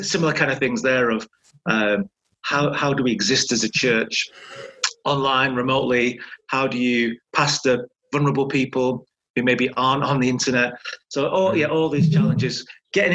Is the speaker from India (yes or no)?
no; Manchester, North West England, United Kingdom; also born or lived in Burnley; I'm from North Manchester